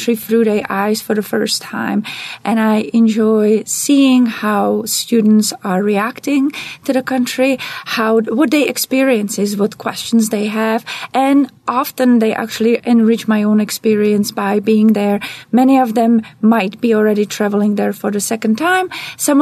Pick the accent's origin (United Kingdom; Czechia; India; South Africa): Czechia; English is a second language; moved away as an adult; now in United States; I'm originally from Czech Republic